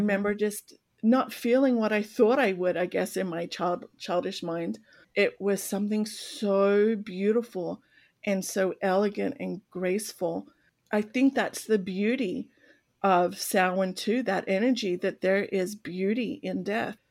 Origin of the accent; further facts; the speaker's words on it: Australia; growing up in Australia